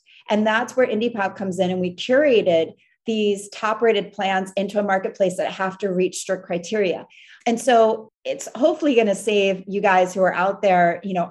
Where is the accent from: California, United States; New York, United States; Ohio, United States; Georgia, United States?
New York, United States; moved away; we're from New York, so we're used to taking cabs all the time